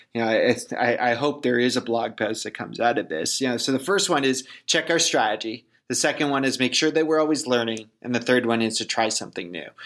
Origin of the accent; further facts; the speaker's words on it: Canada; I'm Canadian.